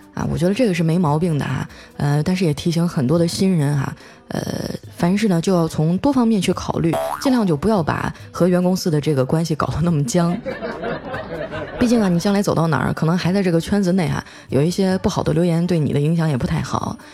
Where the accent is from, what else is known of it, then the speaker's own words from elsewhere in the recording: Harbin, Heilongjiang, China; now in Shanghai, China; 我就代表我们美丽的哈尔滨